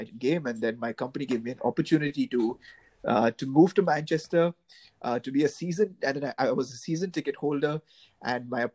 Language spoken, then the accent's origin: English; India; For me, it was slightly different growing up in India